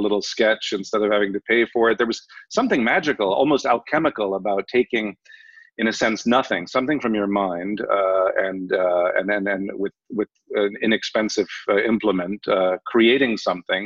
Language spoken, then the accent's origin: English; Los Angeles, California, United States; moved away; also born or lived in Ireland; I grew up in Los Angeles. Between Los Angeles and Europe, actually, all my summers and winters were in either Germany or France or England or Ireland.